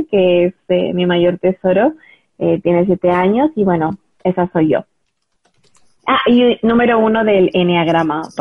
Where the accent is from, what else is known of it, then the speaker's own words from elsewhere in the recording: Ecuador; also born or lived in United States; now in Madrid, Spain; como bien dijiste, soy de Ecuador eh, y soy española de, corazón